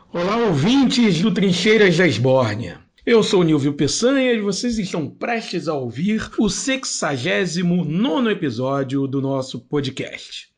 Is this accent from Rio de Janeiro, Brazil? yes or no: yes; Rio de Janeiro, Brazil; nós somos um, um podcast da Zona Oeste do Rio, de educadores da Zona Oeste, mais precisamente de Campo Grande